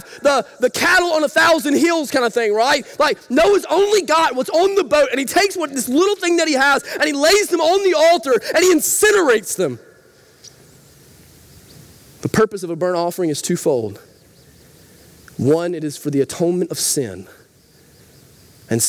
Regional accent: Rabbit Town, United States; I grew up in Rabbit Town, lots of farms in Rabbit Town

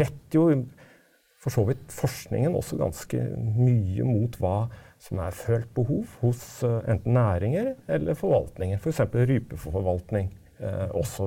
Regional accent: Oslo, Norway; jeg vokste opp i Oslo

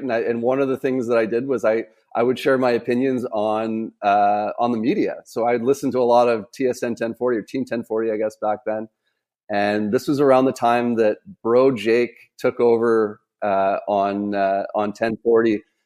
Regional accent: Vancouver, British Columbia, Canada; around my age that, growing up in Vancouver

